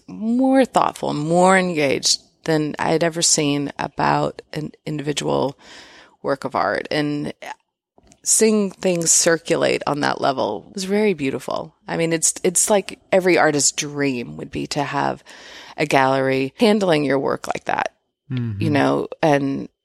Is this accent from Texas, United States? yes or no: yes; Houston, Texas, United States; also born or lived in Austin; I was born in Austin. Obviously mentioned growing up in Houston, but I was born here.